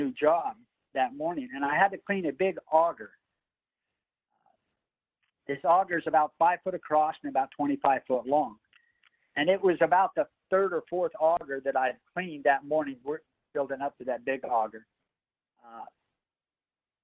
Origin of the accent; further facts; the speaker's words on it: Idaho, United States; I'm from Idaho is where I'm from